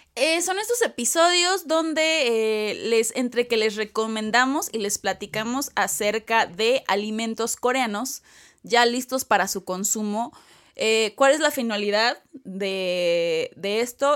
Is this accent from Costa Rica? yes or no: no; Mexico